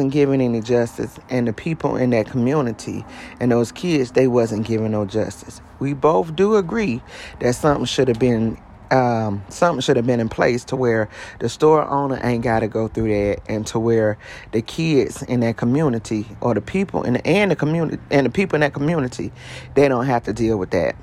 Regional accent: Columbia, South Carolina, United States; South Carolina, which is my hometown, Columbia, South Carolina

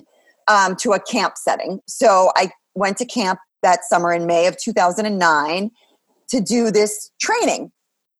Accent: Long Island, New York, United States; I grew up on Long Island.

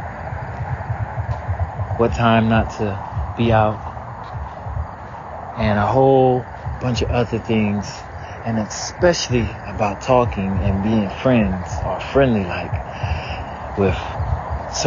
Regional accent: the South, United States; growing up in the South

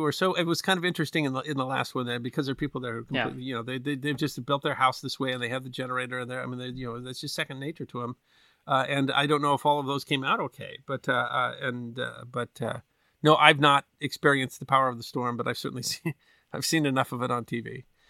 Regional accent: Midwest, United States; Now I've been close to tornadoes because I grew up in American Midwest enough to see the funnels and stuff like that in the distance.

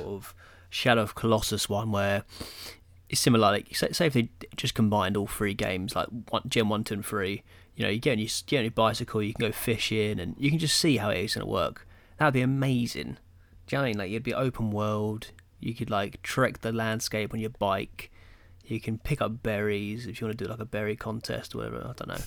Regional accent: England, United Kingdom; we're English

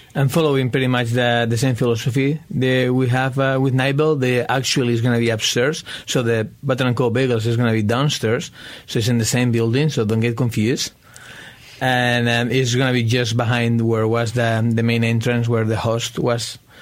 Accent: Spain; now in United States; I'm originally from Spain

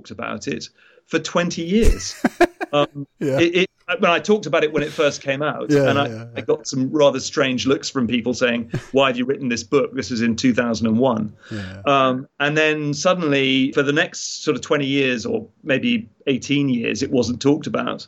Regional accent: United Kingdom; as a British citizen

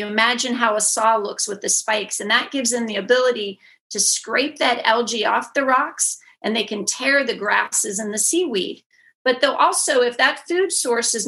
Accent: just outside of Pittsburgh, Western Pennsylvania, United States; born or raised there; moved away; also born or lived in Houston

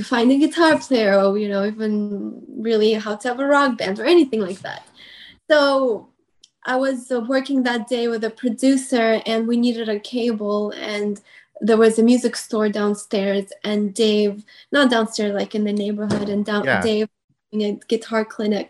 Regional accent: Houston, Texas, United States; moved away as an adult; also born or lived in New York; now in Los Angeles, United States; when we moved to Houston, and I grew up in Houston, as it was my whole teenage years, my middle school, high school

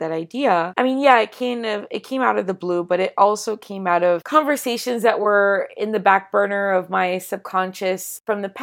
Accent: Miami, Florida, United States; also born or lived in Baltimore; I'm from Miami, born and raised here

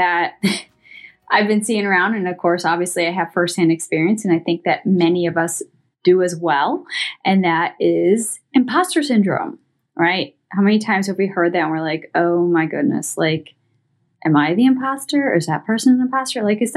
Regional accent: Columbus, Ohio, United States; I'm over here from Columbus, Ohio

